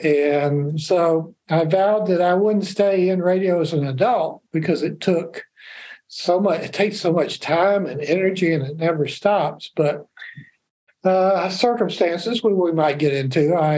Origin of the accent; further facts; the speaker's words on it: Atlanta, Georgia, United States; also born or lived in Rome, Georgia; now in Bowdon, United States; Born and raised in Atlanta.